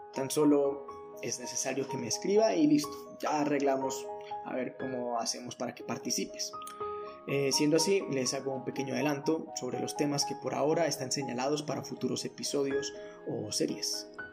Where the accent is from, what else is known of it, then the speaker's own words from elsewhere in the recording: Antioquia, Colombia; also born or lived in Medellín; soy de Colombia, más específicamente de Antioquia y resido en Medellín